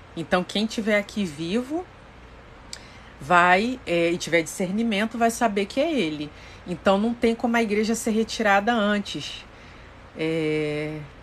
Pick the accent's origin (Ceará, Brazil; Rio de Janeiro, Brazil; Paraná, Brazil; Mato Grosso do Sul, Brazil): Rio de Janeiro, Brazil; Sou do Rio de Janeiro